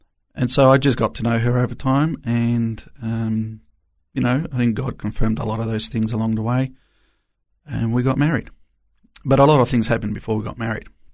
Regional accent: Melbourne, Victoria, Australia; English is a second language; also born or lived in Argentina / Chile; we migrated to Melbourne and stayed in Melbourne for a good 22 years. So most of my life, I grew up in Melbourne. Arrived here without a word of English

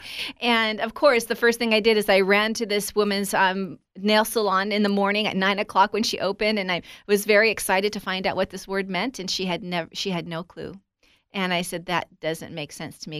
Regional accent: Southern California, United States; I was raised in Southern California to a family that were believers

